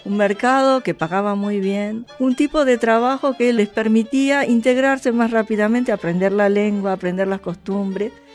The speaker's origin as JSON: {"language": "Spanish", "country": "Argentina", "tie": "born or raised there", "also_born_or_lived": "Japan", "said": "Yo soy nieta de japoneses, pero tengo que avisarle a mis alumnos que yo soy argentina, que yo me eduqué aquí"}